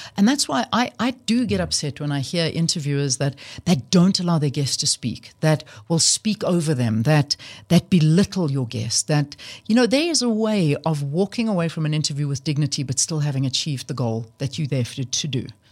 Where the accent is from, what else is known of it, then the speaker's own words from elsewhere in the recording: South Africa; I am not from Europe. I am from South Africa. I was born here. My family were born here